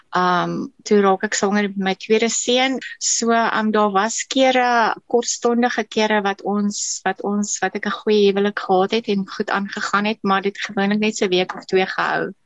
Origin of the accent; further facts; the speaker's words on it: KwaZulu-Natal, South Africa; ek is in Natal gebore